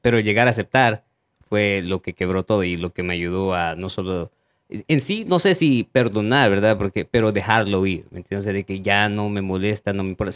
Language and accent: Spanish; El Salvador; moved away; de donde yo soy